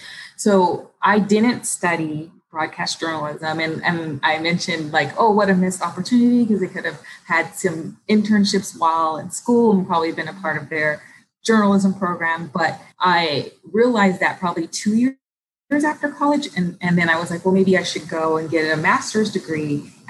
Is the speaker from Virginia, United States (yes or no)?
no; Los Angeles, California, United States; because we grew up in Los Angeles and our family was on the East Coast.